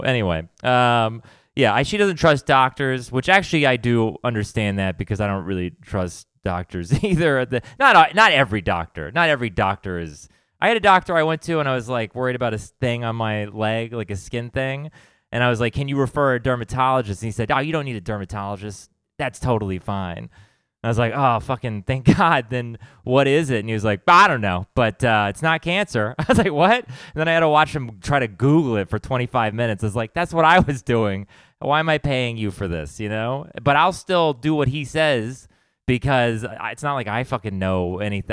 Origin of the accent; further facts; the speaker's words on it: Texas, United States; I grew up in Texas